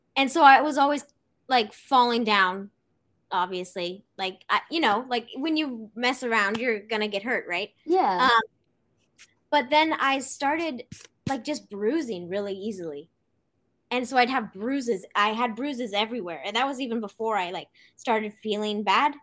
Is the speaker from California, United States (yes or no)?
yes; Santa Cruz, California, United States; I am from Santa Cruz, California.